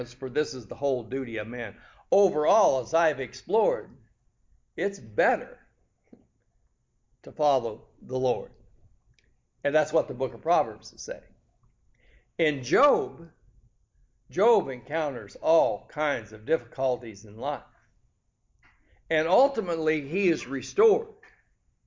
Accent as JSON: {"language": "English", "region": "California", "country": "United States", "tie": "born or raised there", "said": "growing up in California"}